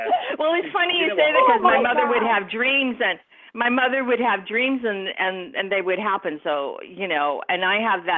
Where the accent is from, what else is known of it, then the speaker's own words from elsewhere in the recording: New York, United States; I was born and raised in New York